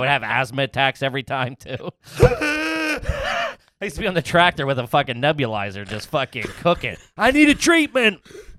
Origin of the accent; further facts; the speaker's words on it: Flatbush, New York, United States; I was in Flatbush.